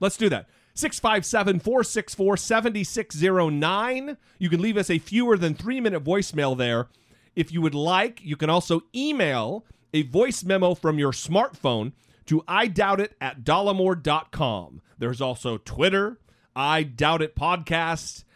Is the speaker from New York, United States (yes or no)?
no; Idaho, United States; now in Orange County, United States; back home in Idaho